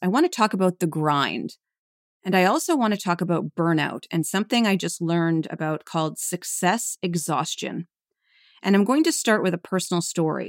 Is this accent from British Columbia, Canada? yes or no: no; Calgary, Alberta, Canada; moved away as an adult; now in New York, United States; my husband and I are both originally from Canada. I was born in Calgary, Alberta